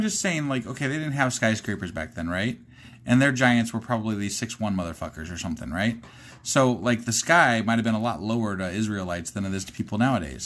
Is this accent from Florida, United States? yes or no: no; Ohio, United States; I'm from Ohio